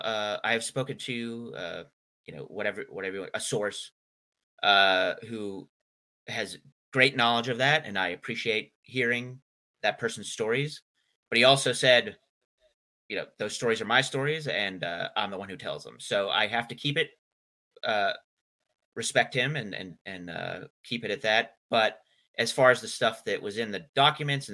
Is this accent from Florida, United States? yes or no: no; Western Pennsylvania, United States; now in Maryland, United States; I'm from Western Pennsylvania originally. I live in Maryland now